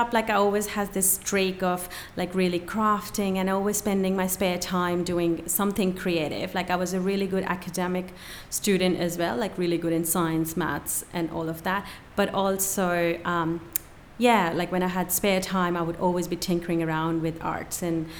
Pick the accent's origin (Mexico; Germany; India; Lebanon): India; just outside of Delhi; moved away as an adult; growing up in India